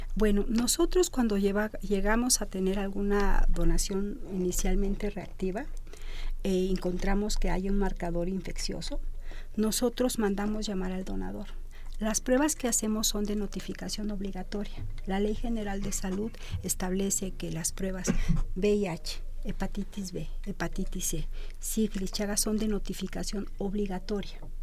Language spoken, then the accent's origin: Spanish; Mexico; Como mexicanos